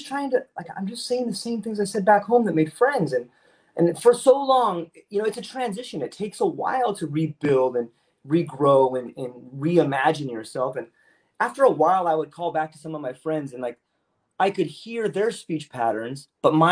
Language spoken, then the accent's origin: English; San Diego, California, United States; moved away as an adult; now in Oahu, United States; I'm originally from San Diego, so I spent a lot of time in California.